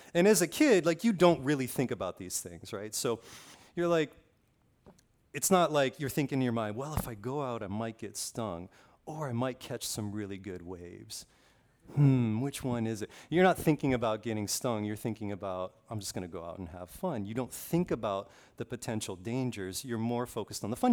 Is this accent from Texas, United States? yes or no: no; Kailua-Kona, Hawaii, United States; I grew up on the Big Island, uh, p, specifically on the west side of the Big Island, Kailua-Kona